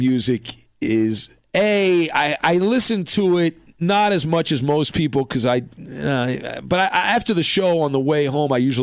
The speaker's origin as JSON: {"language": "English", "area": "Orange County", "region": "California", "country": "United States", "tie": "born or raised there", "said": "I grew up in Orange County"}